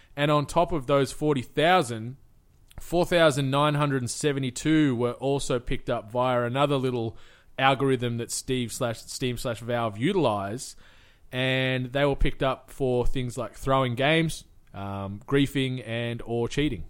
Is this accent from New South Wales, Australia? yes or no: yes; Cooma, New South Wales, Australia; in my hometown of Kuma, we had the C W F